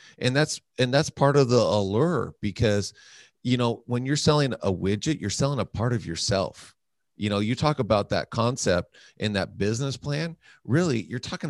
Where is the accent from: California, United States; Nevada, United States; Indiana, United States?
Nevada, United States; North Las Vegas; I grew up in the hood. I grew up in North Las Vegas